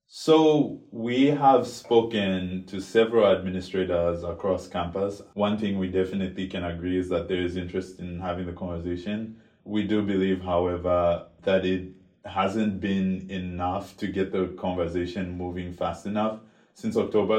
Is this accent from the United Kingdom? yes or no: no; Lusaka, Lusaka Province, Zambia; moved away as an adult; now in Princeton, United States; I'm a student born and raised in Lusaka, Zambia